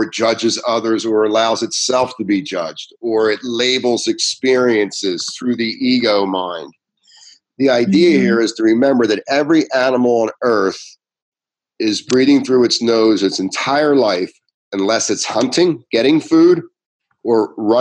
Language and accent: English; Ventnor City, New Jersey, United States; I grew up in Ventnor